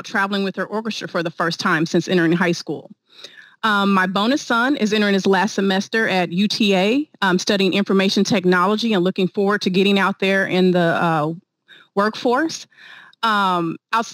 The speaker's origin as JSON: {"language": "English", "town": "Wichita", "region": "Kansas", "country": "United States", "tie": "born or raised there", "also_born_or_lived": "Dallas / Houston", "moved": "as an adult", "said": "stationed in my hometown of Wichita, Kansas for a bit"}